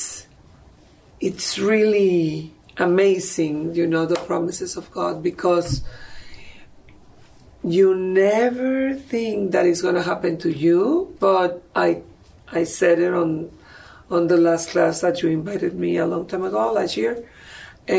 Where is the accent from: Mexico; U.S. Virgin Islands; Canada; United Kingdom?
Mexico; moved away; I am from Mexico